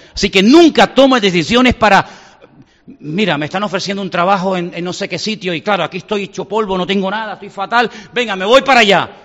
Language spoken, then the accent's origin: Spanish; Canary Islands, Spain; moved away; yo también soy muy lejos, de Canarias